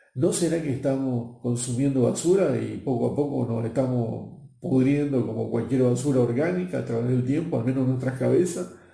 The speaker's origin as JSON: {"language": "Spanish", "region": "Buenos Aires", "country": "Argentina", "tie": "born or raised there", "moved": "as an adult", "said": "Nací en Buenos Aires, en Argentina, y a mis 21 años ya me enviaron fuera del país"}